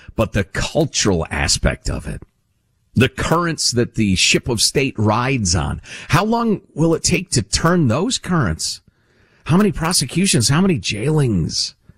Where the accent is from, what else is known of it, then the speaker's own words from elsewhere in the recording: Chicago, Illinois, United States; I grew up in Chicagoland